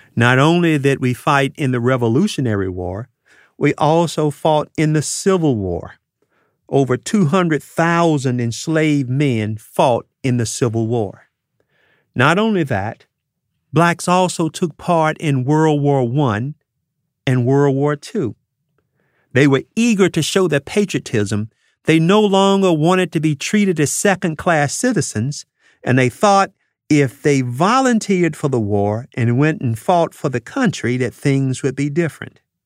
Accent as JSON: {"language": "English", "country": "United States", "said": "as American citizens"}